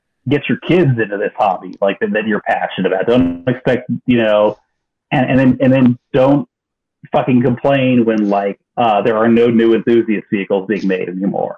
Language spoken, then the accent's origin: English; Texas, United States; I grew up in Texas